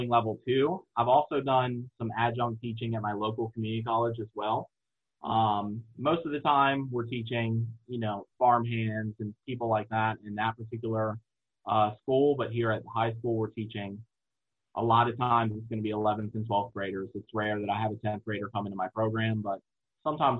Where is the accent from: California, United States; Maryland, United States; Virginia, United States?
Virginia, United States; Eastern Shore of; also born or lived in Newport News, Virginia; I'm from the Eastern Shore of Virginia, which is the little coastal part of Virginia